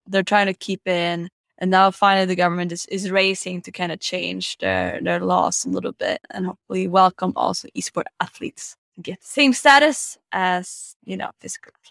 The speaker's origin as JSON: {"language": "English", "town": "Stockholm", "region": "Stockholm County", "country": "Sweden", "said": "I'm from Stockholm."}